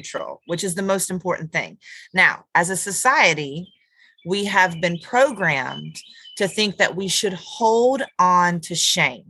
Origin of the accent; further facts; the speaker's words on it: Dallas, North Carolina, United States; I'm from Dallas, North Carolina